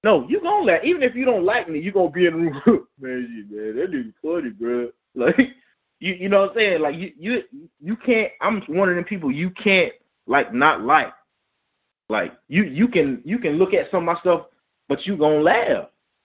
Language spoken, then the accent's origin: English; Hemingway, South Carolina, United States; also born or lived in Clemson, South Carolina; I'm from Hemingway, you know that. I'm from Donley, man, originally